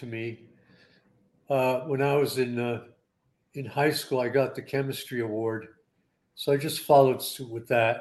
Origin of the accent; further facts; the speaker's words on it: Kingston, Pennsylvania, United States; moved away as an adult; also born or lived in New Jersey / Florida / Southern California; I was born in Kingston, Pennsylvania. And, I went to school back there.